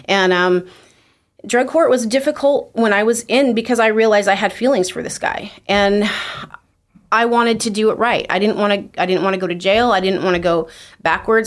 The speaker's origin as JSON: {"language": "English", "town": "Twin Falls", "region": "Idaho", "country": "United States", "tie": "born or raised there", "said": "I was born in Twin Falls, Idaho, uh, to Delbert and Norma Jean Maguire."}